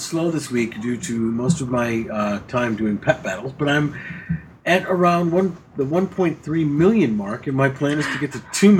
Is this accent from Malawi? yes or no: no; England, United Kingdom; I'm 39. I'm from England and have been playing WoW since just before BC came out.